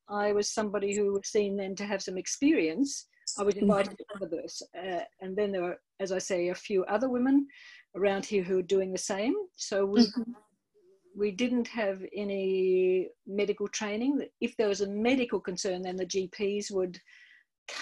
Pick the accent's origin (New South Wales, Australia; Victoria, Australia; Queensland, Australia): Victoria, Australia; country; also born or lived in England; I'm from Melbourne, well, from country Victoria